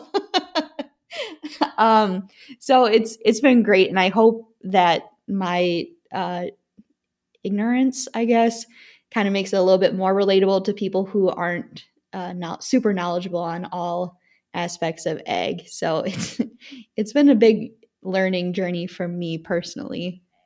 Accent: Wisconsin, United States; growing up in Wisconsin

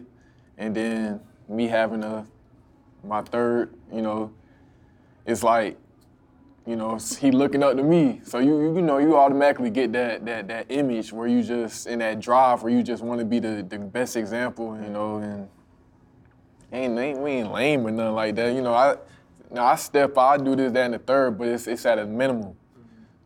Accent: Atlanta, Georgia, United States; I'm from Atlanta

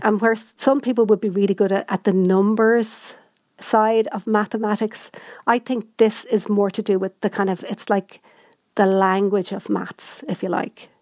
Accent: Ireland; also born or lived in Dublin; I'm, I'm from Ireland and I know Irish

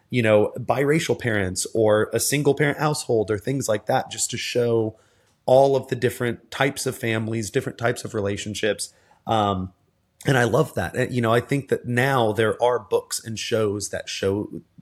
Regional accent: the South, United States; I remember as a as a kid and as a teenager, again growing up in the South with a parent who's a police officer, a brother's who's a police officer.

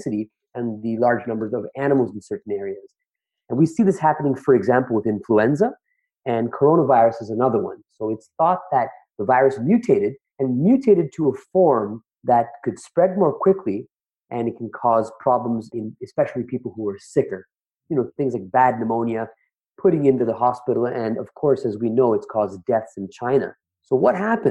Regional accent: Toronto, Ontario, Canada; I'm from the Toronto area

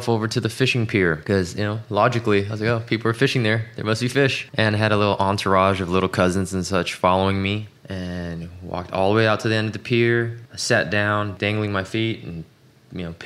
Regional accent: Los Angeles, California, United States; also born or lived in Tacoma, Washington; I was born in Tacoma, Washington, but grew up in the LA area since I was five

